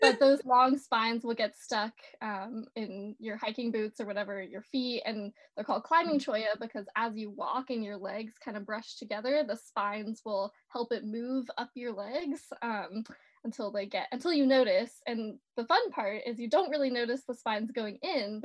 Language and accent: English; North Carolina, United States; I grew up out on the East Coast in North Carolina.